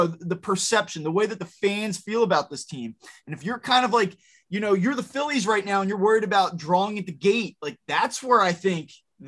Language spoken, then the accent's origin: English; Philadelphia, Pennsylvania, United States; I grew up in Philadelphia.